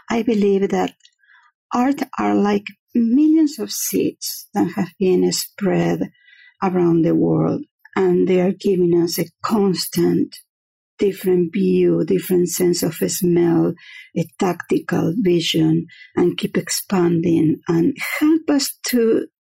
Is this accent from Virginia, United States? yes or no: yes; Fredericksburg, Virginia, United States; I am from uh, Fredericksburg, Virginia.